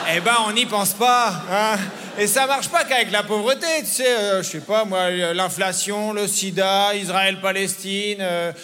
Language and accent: French; France; je suis un Français